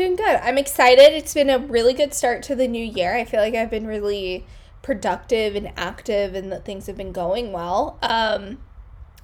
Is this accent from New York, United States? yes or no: yes; New York, United States; moved away as an adult; now in San Francisco, United States; I would probably still classify myself as a New Yorker rather than a Californian